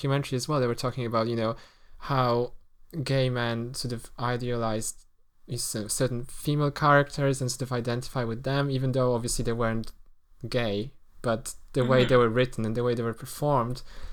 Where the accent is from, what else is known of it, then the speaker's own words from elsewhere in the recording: Poland; moved away; when I grew up in Poland